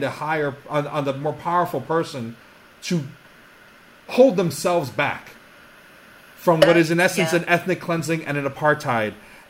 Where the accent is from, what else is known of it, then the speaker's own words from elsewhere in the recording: United States; As Native American